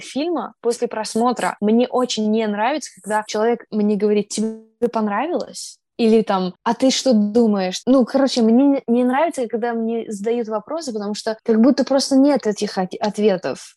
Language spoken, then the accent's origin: Russian; New York, United States; Я из Нью-Йорка